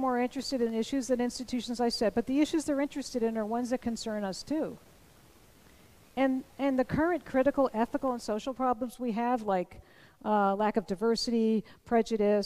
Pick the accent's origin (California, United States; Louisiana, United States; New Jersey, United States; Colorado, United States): New Jersey, United States; I'm from New Jersey